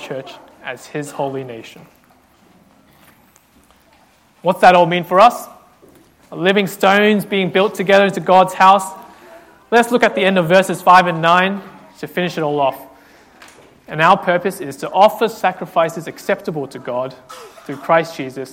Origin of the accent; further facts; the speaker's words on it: Australia; as an Australian, I feel like I have to own my love for Vegemite because I'm part of Australia